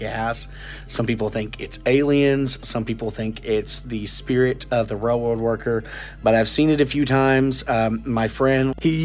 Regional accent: Ashley County, Arkansas, United States; my hometown, or my home county, of Ashley

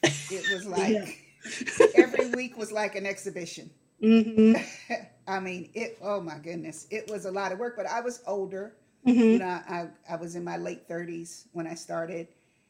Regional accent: Wyoming, United States; also born or lived in London; now in Houston, United States; I was born in London, raised in Wyoming, and I live now in Houston, Texas. I'm a Texas transplant.

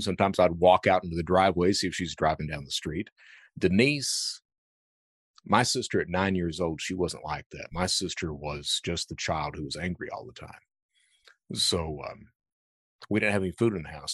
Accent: Hazard, Kentucky, United States; also born or lived in Panama City, Florida / Lexington, Kentucky; I grew up in Hazard, Kentucky, right in the heart of cold country.

